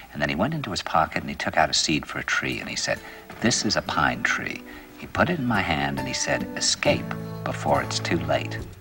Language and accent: English; New York, United States; he said to me, where are you from? And I said, New York.